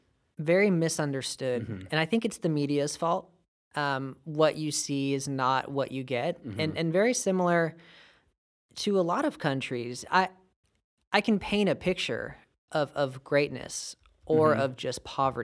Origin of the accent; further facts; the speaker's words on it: California, United States; You know, we're American, and that reigns supreme. But we're also from California.